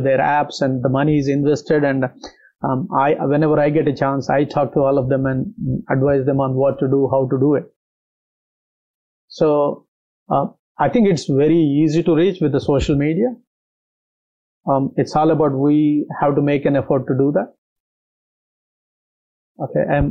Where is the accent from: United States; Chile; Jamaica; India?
India; born or raised there; moved away as an adult; now in Australia